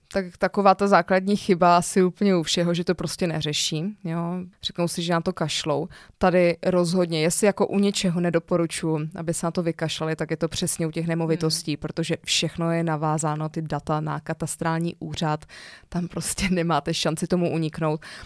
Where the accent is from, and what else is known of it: Czechia